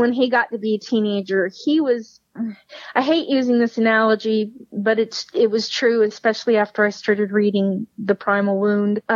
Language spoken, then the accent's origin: English; Richmond, Texas, United States; also born or lived in Houston; So they found a community in the West, Richmond. And we settled there, and I started grade school, and we were there all the way through high school.